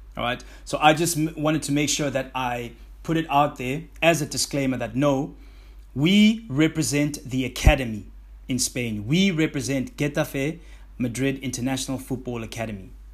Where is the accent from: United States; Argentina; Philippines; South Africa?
South Africa; my home country, South Africa